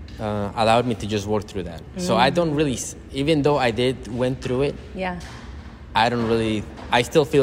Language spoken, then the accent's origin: English; New York, United States; now in Florida, United States; I grew up in New York and now I'm in Florida.